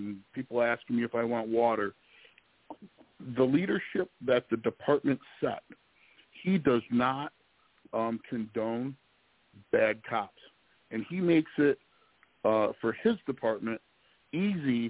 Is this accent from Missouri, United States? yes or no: no; Detroit, Michigan, United States; moved away as an adult; also born or lived in South Carolina; I'm from the Detroit area, grew up here, ended up in South Carolina, did a few things. I'm back here